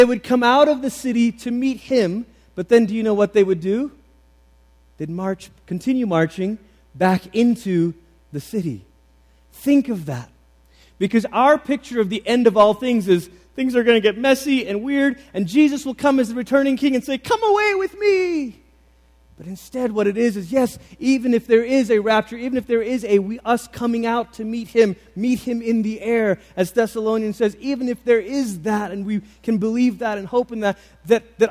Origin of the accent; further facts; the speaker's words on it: Malaysia; the church that I grew up in Malaysia